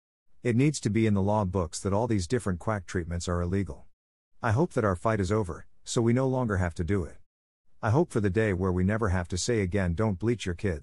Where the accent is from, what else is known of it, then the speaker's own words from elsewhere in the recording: Florida, United States; I am from South Florida. Our family uses both English and American Sign Language to communicate.